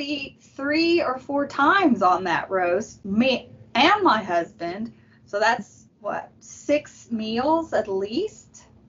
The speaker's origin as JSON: {"language": "English", "town": "Arlington", "region": "Texas", "country": "United States", "tie": "born or raised there", "lives_now": "Kaufman County, United States", "said": "I was raised in Arlington and Tarrant County, so it's close enough to home."}